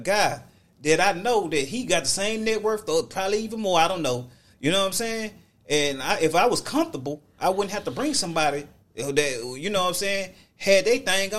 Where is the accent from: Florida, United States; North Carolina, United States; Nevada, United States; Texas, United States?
Texas, United States; I'm from Texas.